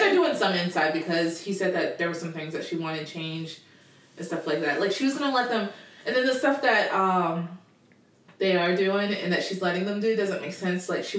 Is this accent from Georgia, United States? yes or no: yes; Georgia, United States; we're from Georgia